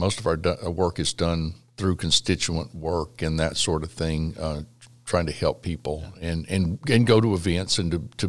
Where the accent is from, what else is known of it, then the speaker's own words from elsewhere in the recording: La Porte, Texas, United States; I grew up in this area, in the Gulf Coast area. I grew up in La Porte, Texas.